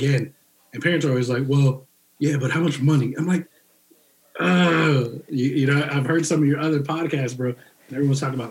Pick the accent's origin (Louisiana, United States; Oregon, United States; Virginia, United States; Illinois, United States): Virginia, United States; Northern; moved away as an adult; also born or lived in Radford, Virginia; I came from Northern Virginia